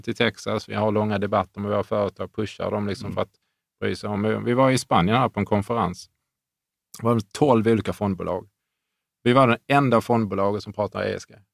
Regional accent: Sweden; som svensk

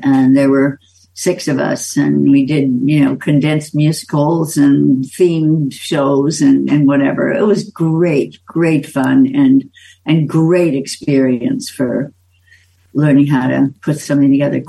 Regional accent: Minneapolis, Minnesota, United States; In Minneapolis.

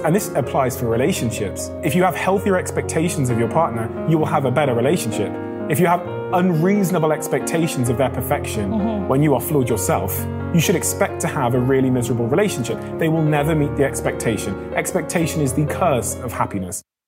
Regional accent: Botswana; I was born in Africa, I was born in Botswana

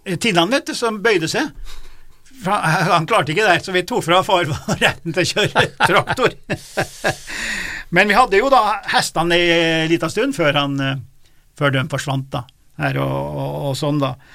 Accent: Lesja and Dovre, Nord-Gudbrandsdalen, Innlandet, Norway; Lesja og Dovre, der jeg kommer fra

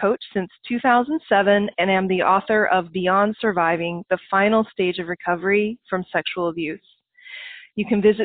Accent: Oklahoma, United States; I'm from Oklahoma, so I love my country folks.

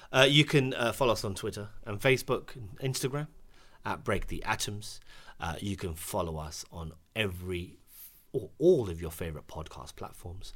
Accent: United Kingdom; as a British Asian, As a clapped British Asian with a dead trim

